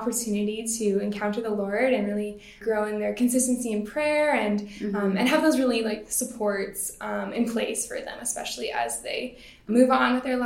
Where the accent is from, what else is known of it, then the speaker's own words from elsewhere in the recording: Surrey, British Columbia, Canada; also born or lived in Langley, British Columbia; I grew up in Surrey and Langley here in BC my whole life.